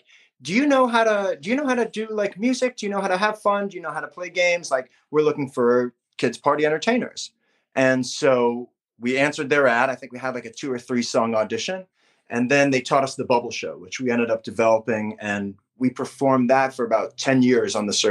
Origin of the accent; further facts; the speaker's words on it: Miami, Florida, United States; moved away as an adult; also born or lived in Chicago; now in Los Angeles, United States; I grew up in Miami, Florida, playing baseball